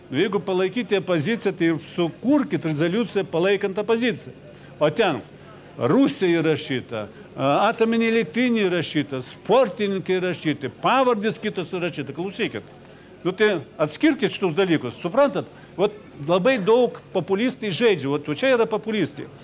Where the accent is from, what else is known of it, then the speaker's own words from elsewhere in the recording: Ukraine; moved away; aš pats esu ukrainietis.